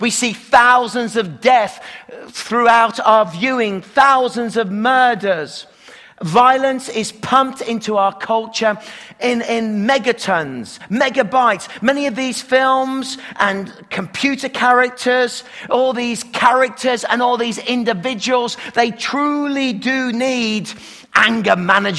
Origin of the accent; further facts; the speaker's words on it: Canada; accent: Canadian; You can tell I still got my Canadian accent, so it's okay.